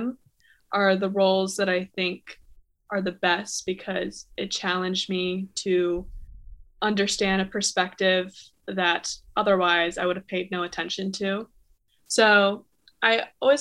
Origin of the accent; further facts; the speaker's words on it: South Florida, United States; moved away as an adult; also born or lived in Toronto, Canada; now in New York City, United States; I'm originally from Toronto, Canada, but I grew up in South Florida and now I live in New York